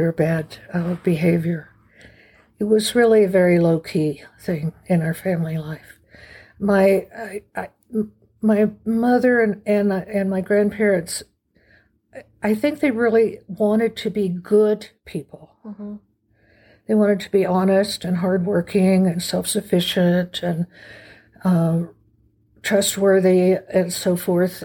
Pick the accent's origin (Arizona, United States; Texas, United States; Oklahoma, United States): Oklahoma, United States; Oklahoma City; moved away as an adult; also born or lived in Santa Fe, New Mexico; I was born in 1946 in Oklahoma City, very middle America. kind of place and family. We lived semi-rural, 5 acres on the outskirts of the city